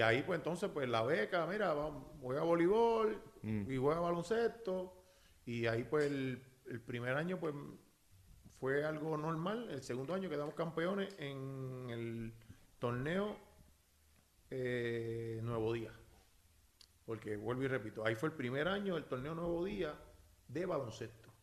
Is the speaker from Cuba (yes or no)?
no; Naranjito, Puerto Rico; also born or lived in Corozal / Bayamón; yo soy nacido y criado en Naranjito